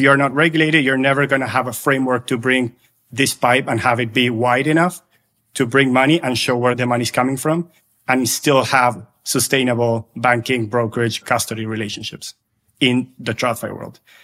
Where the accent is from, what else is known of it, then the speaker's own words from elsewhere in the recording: Argentina; I'm originally from Argentina, lived through high inflation for a long time